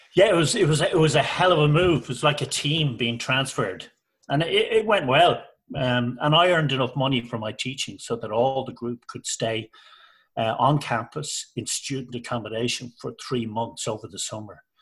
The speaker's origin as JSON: {"language": "English", "country": "Ireland", "also_born_or_lived": "Liverpool", "moved": "as an adult", "said": "I'm Irish. My wife's Irish"}